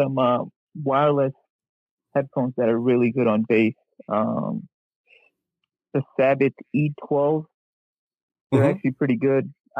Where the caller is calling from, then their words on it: Maryland, United States; I'm calling from Maryland.